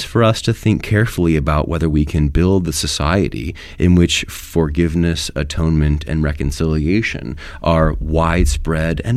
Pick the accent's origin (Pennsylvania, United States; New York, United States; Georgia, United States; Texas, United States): Pennsylvania, United States; moved away as an adult; also born or lived in Washington, D.C. / New Haven, Connecticut; I was born in Pennsylvania. My family still lives there